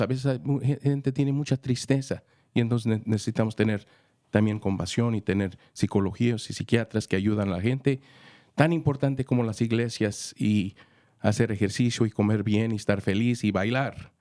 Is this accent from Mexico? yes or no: yes; Mexico; also born or lived in Los Angeles, United States / Santa Clara, United States / Santa Cruz, United States / Michigan, United States; now in Marin County, United States; Soy mexicano, viví en Los Ángeles, estudié en Los Ángeles, fui a las escuelas eh, de secundaria en, en Santa Clara